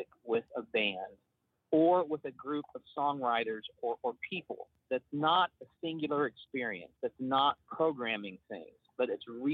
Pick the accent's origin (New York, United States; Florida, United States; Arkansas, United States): Arkansas, United States; Siloam Springs; moved away as an adult; now in Oklahoma, United States; I grew up in Arkansas, but I do consider myself an Oklahoman because I've lived here much, much longer than I lived there. But I grew up in Silent Springs